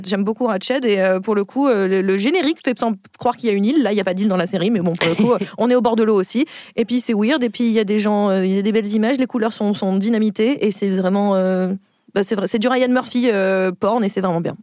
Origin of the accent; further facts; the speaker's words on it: Picardy, Hauts-de-France, France; je viens de Picardie.